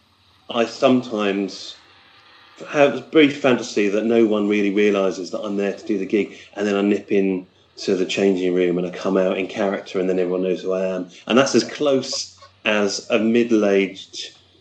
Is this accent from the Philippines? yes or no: no; United Kingdom; I am a British